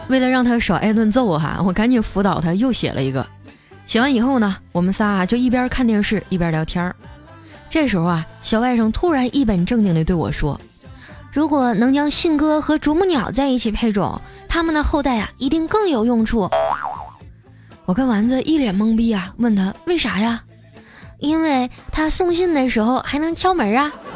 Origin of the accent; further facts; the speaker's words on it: northern China, China; now in Shanghai, China; 我是北方人